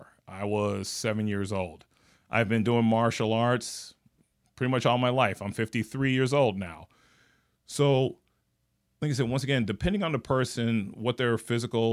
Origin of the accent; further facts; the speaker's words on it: Gary, Indiana, United States; moved away; I'm originally from Gary, Indiana.